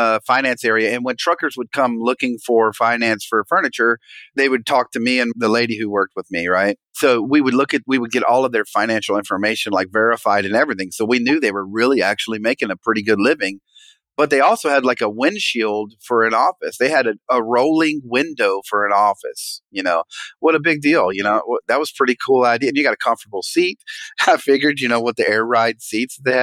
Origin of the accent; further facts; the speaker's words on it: Las Vegas, Nevada, United States; as I grew up in Las Vegas, I kind of lived on the not so rich side of town.